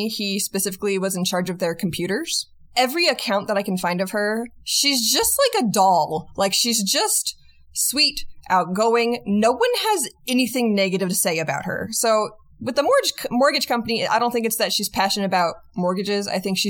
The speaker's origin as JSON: {"language": "English", "town": "Portland", "country": "United States", "tie": "born or raised there", "said": "where I grew up in Portland"}